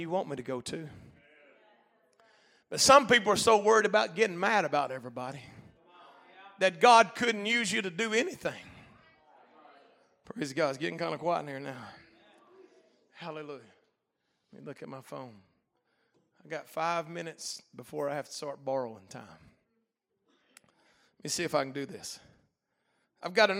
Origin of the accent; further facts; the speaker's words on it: Hot Springs, Arkansas, United States; I'm from Hot Springs.